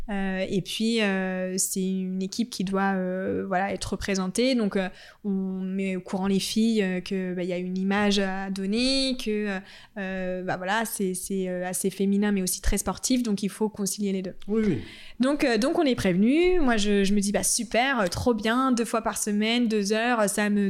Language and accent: French; Annecy, Auvergne-Rhône-Alpes, France; On, est, on vient